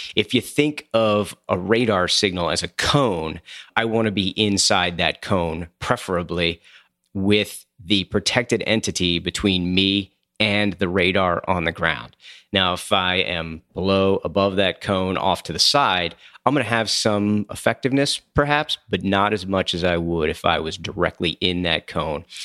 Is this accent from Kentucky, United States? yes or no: no; Coatesville, Pennsylvania, United States; moved away; grew up in a town called Coatesville, Pennsylvania